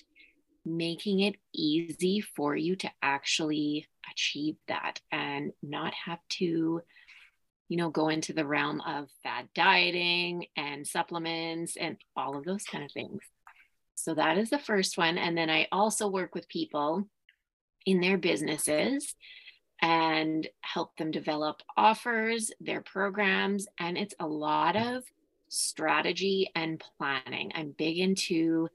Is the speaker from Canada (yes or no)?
yes; Saskatoon, Saskatchewan, Canada; also born or lived in Martensville, Saskatchewan; I grew up in Saskatoon, specifically in the city.